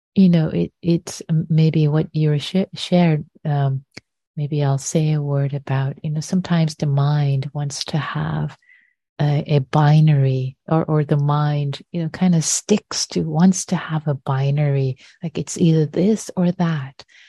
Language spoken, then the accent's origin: English; Tehran, Tehran Province, Iran; moved away; when I was growing up in Iran, I lived through the bombing of Tehran in the Iran Iraq War.